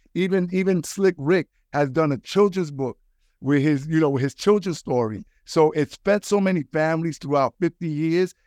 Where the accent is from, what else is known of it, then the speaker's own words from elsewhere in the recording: New York City, New York, United States; I'm from the Bronx